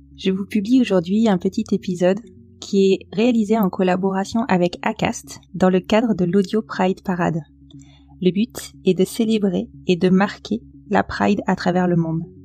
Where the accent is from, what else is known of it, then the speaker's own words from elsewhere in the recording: Bordeaux, Nouvelle-Aquitaine, France; J'ai grandi sur Bordeaux, qui pourtant est une grande ville